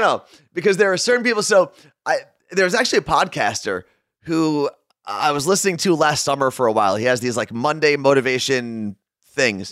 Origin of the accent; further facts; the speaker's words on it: Ridgewood, New Jersey, United States; also born or lived in Clifton, New Jersey / Jerusalem (family ancestry); we moved from Clifton to this house in Ridgewood